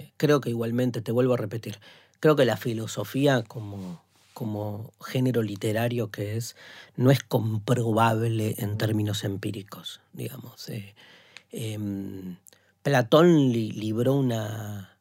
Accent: Argentina

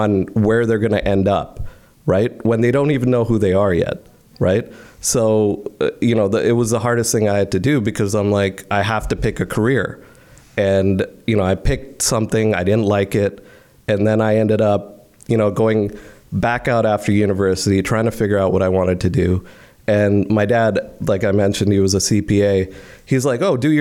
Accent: Delhi, India; moved away as an adult; now in Canada; I grew up in India for 18 years

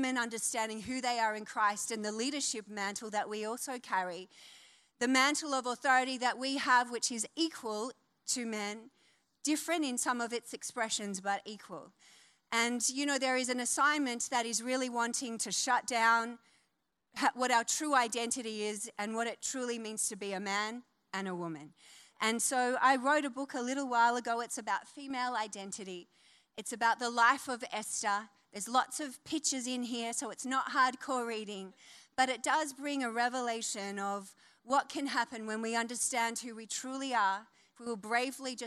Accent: Wollongong, New South Wales, Australia; moved away; also born or lived in New Zealand / Northern Beaches, Sydney; I am from Wollongong, C3 Believe in Wollongong. I've come back to my roots.

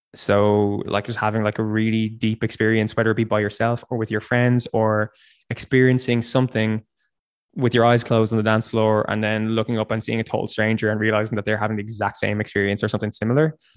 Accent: Dundalk, Leinster, Ireland; moved away as an adult; also born or lived in Dublin; now in Berlin, Germany; I grew up in in near Dundalk, and I've been I've been living in Dublin for ten years.

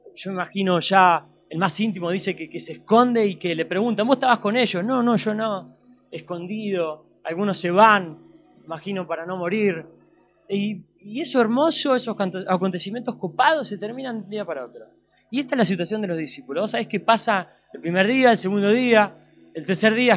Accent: Argentina; soy argentino

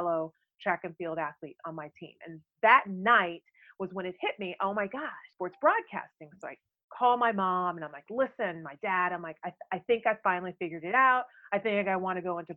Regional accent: Fresno, California, United States; I grew up in Fresno

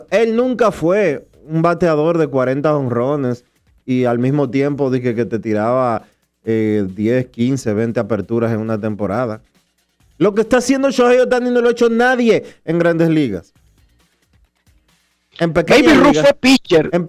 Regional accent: Dominican Republic; Nosotros quisiéramos decirles a, ustedes que como dominicanos quieren oír eh, que Vladimir Guerrero es el más valioso por encima de la cabeza de cualquiera

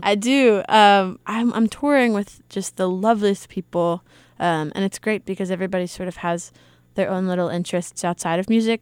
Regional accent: Eastern Shore of Maryland, United States; I'm from the eastern shore of Maryland

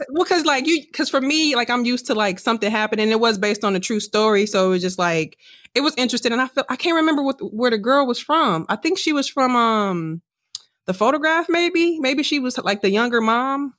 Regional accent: Wisconsin, United States; also born or lived in Milwaukee; now in Houston, United States; I'm from Wisconsin

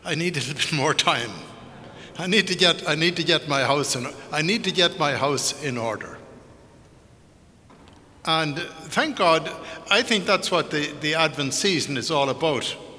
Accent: Ireland; moved away; growing up in Ireland in the 50s, growing up out in the country

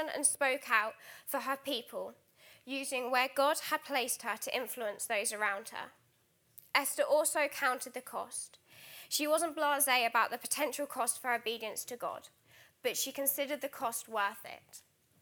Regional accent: Alton, South East England, United Kingdom; moved away as an adult; also born or lived in Trinidad; now in Guildford, United Kingdom; I was born in the Caribbean island of Trinidad. However, more fittingly to my complexion, I've grown up in Alton, Hampshire, so just half an hour down the road

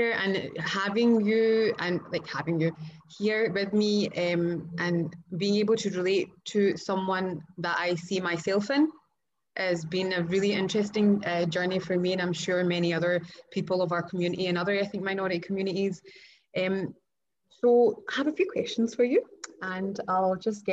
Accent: Pakistan; I'm Pakistani as well

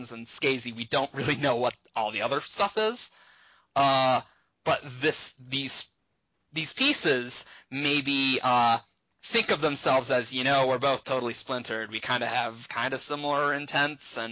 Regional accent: United States; we in America, we think of ourselves as American

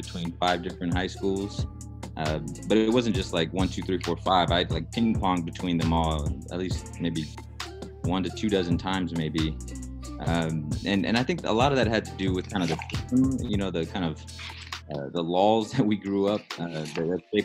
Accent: San Antonio, Texas, United States; growing up in San Antonio

